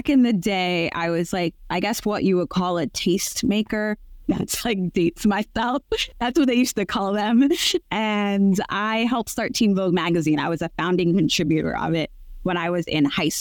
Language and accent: English; New York City, New York, United States; moved away as an adult; now in Italy; we are calling in from Brooklyn and where I am from